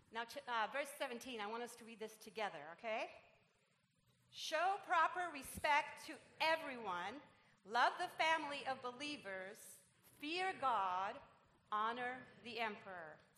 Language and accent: English; Puerto Rico; English is a second language; now in Irvine, United States; I'm Puerto Rican